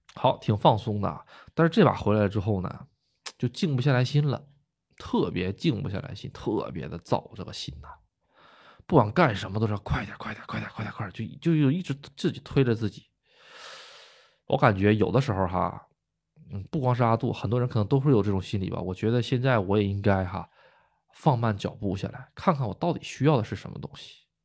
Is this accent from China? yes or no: yes; China; now in Japan